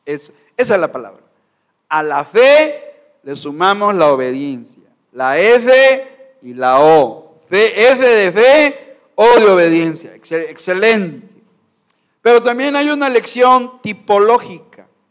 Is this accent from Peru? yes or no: no; Mexico; como mexicano no puedo negar mi sangre, mi raza, mi pueblo